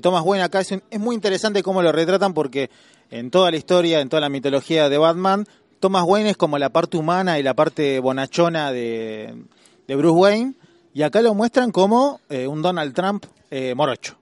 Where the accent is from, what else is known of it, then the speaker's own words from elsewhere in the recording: Argentina; como somos eh, argentinos